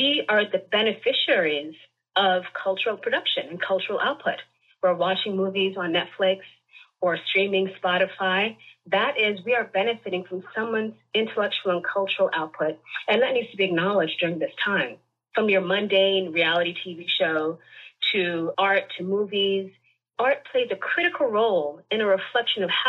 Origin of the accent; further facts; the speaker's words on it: New York City, New York, United States; I am a native New Yorker, born and raised in Manhattan